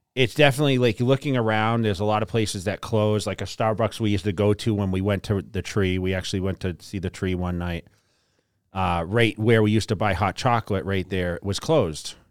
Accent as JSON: {"language": "English", "region": "East Coast", "country": "United States", "tie": "born or raised there", "said": "growing up on the East Coast"}